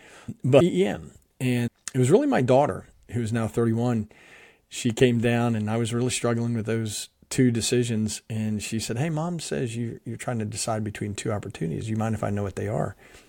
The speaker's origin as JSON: {"language": "English", "region": "New Jersey", "country": "United States", "tie": "born or raised there", "also_born_or_lived": "Philadelphia", "said": "I'm from the Northeast part of the U.S. I was born in Philadelphia, grew up in South Jersey."}